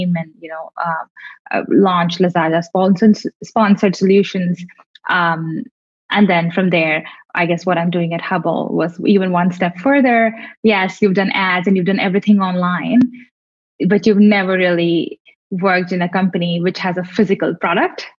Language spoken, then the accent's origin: English; India; moved away as an adult; now in Singapore; as an Indian